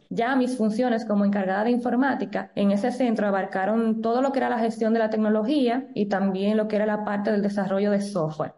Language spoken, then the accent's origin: Spanish; Dominican Republic